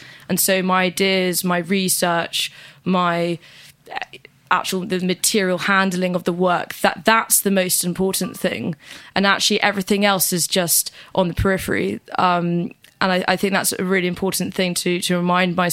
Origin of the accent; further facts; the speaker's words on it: Norwich, East of England, United Kingdom; I was born in Norwich Hospital